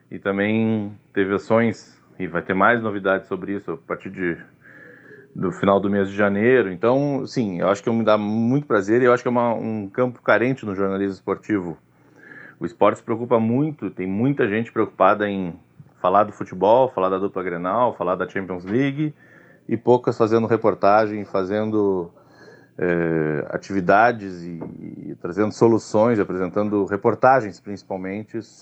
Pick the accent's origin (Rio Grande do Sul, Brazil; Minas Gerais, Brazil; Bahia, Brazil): Rio Grande do Sul, Brazil; Rio Grande; Eu sou de Rio Grande e ali foram os meus primeiros contatos com o futebol. Eu me lembro, criança ainda, de poder ir sozinho no Aldo da Pusa ver jogo do São Paulo, por exemplo.